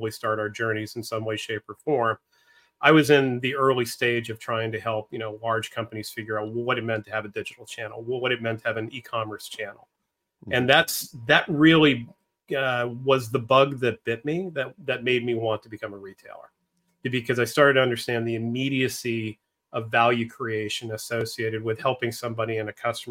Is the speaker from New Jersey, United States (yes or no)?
no; Northeastern Pennsylvania, United States; moved away as an adult; also born or lived in Philadelphia / Southern California; I grew up in Northeastern Pennsylvania